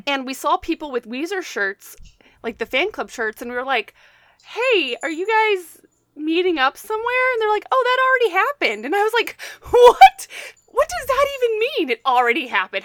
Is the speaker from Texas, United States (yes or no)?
yes; Texas, United States; me being a Texan